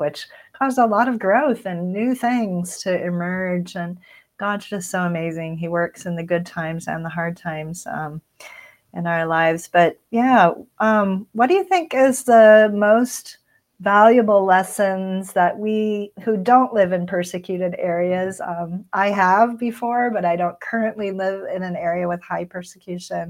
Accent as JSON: {"language": "English", "country": "United States", "said": "as American Christians"}